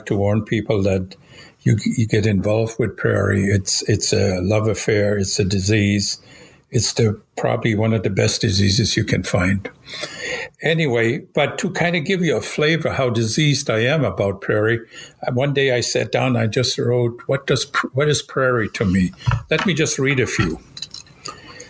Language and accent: English; Germany; now in United States; You might notice I have an accent. I was born in Europe. I used to be a German citizen.